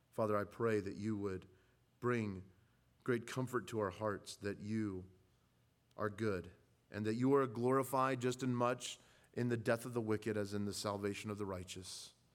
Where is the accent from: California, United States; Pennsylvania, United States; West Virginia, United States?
California, United States; Southern; growing up in California, I uh, was accustomed to seeing the wildfires on the hills